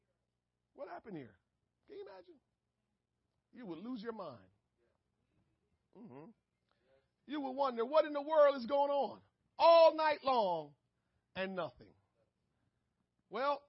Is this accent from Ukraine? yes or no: no; Jamaica; moved away; I was born and raised in Jamaica